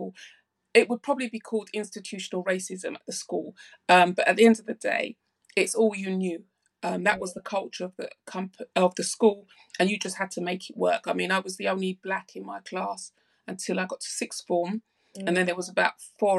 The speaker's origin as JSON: {"language": "English", "region": "London", "country": "United Kingdom", "tie": "born or raised there", "said": "I grew up in South London. My parents are Jamaican. So I'm second generation."}